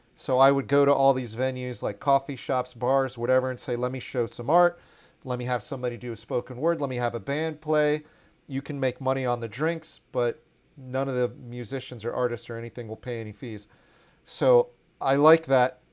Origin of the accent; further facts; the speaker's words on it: Washington, District of Columbia, United States; growing up in Washington, D C in the eighties